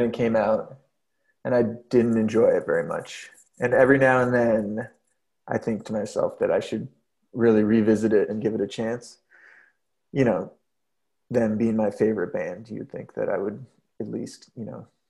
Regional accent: Vancouver, British Columbia, Canada; moved away; I grew up in like such a different culture, I guess, just in the family that I grew up in, and growing up in Vancouver, Canada

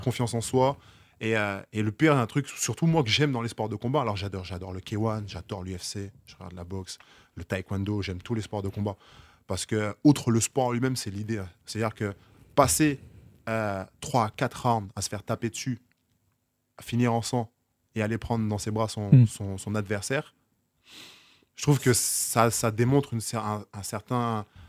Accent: Basse-Terre, Guadeloupe; also born or lived in Cholet, France / Poitiers, France; now in Paris, France; chez moi en Guadeloupe

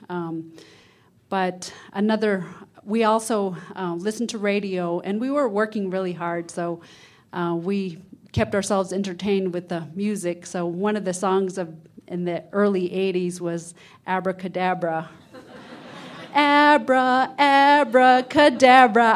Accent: Huslia, Alaska, United States; I'm from Hooslea, which is in the northern interior of Alaska, way up, um, northwest of Fairbanks. And I grew up in fish camp

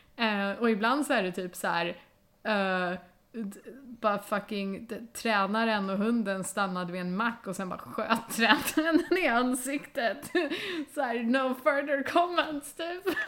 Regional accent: Sweden; vi ska vara stolta som svenskar

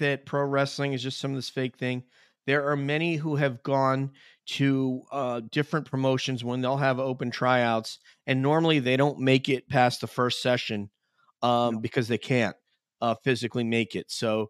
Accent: New York, United States; I'm from New York.

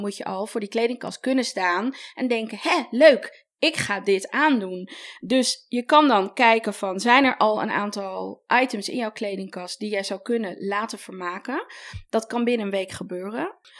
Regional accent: Amsterdam, North Holland, Netherlands; Ik kom zelf uit Amsterdam en ik werk veel daar eh, met vintage winkels

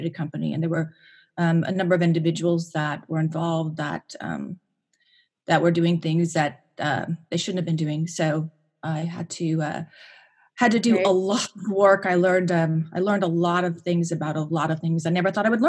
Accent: Pacific Northwest, United States; moved away; also born or lived in Washington State / Idaho / Montana; I grew up in the Northwest, the Pacific Northwest, and I lived in a couple different states. I lived in Washington State, Idaho, and Montana.

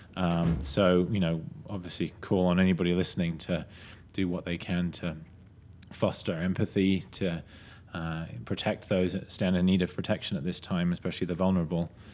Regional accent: United Kingdom; now in United States; I'm a British citizen who's not yet a U S citizen

